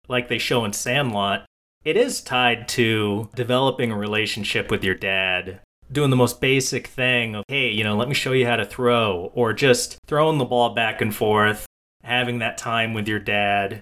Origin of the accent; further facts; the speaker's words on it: New England, United States; I grew up in the New England area.